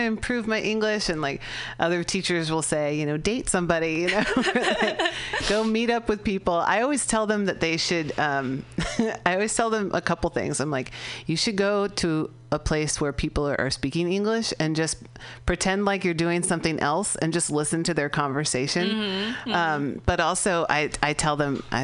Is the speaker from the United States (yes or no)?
yes; California, United States; I'm from California.